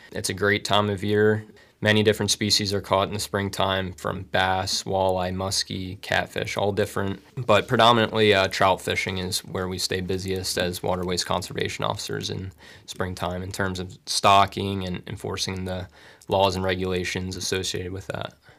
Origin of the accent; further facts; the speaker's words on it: Bucks County, Pennsylvania, United States; now in Tunkhannock, United States; I'm originally from Bucks County